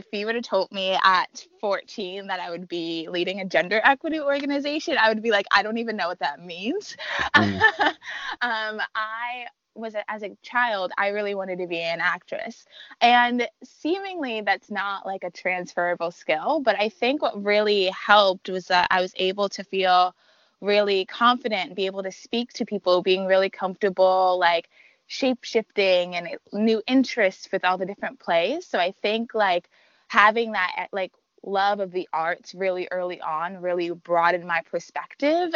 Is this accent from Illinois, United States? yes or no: no; New York, United States; now in Washington, D.C., United States; I'm a transplant. I'm from New York.